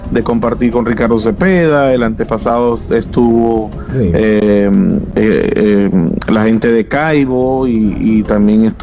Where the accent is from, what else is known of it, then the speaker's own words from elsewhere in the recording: Venezuela; now in United States; desde que salí de Venezuela, desde que me vine a vivir acá en Estados Unidos